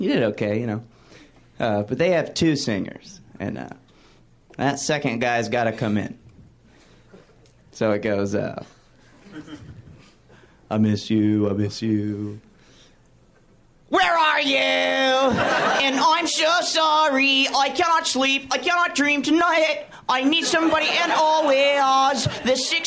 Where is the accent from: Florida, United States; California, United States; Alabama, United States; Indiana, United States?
Alabama, United States; now in Los Angeles, United States; I'm from Alabama. I live in L.A. now